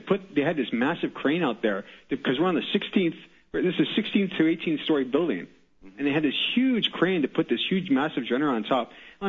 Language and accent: English; Canada; I'm calling from Canada. I was born and raised in Canada.